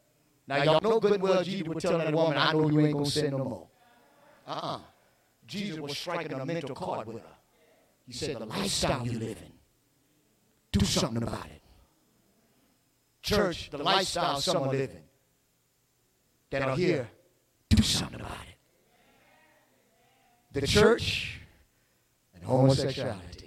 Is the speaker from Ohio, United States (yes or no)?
no; Ville Platte, Louisiana, United States; I was growing up in Villeplatte